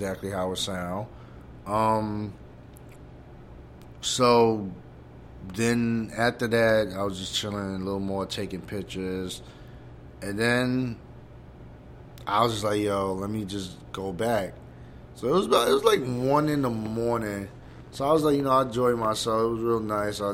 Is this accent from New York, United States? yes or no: yes; New York, United States; I'm from New York